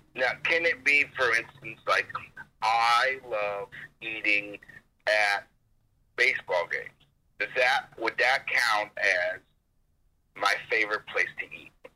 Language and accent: English; Phoenix, Arizona, United States; moved away as an adult; also born or lived in Chicago / Evanston; I grew up in Phoenix, so all I knew was Phoenix